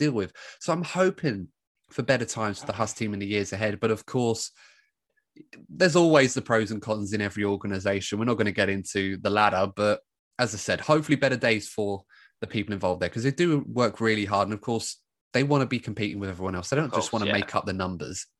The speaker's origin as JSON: {"language": "English", "region": "England", "country": "United Kingdom", "said": "being English"}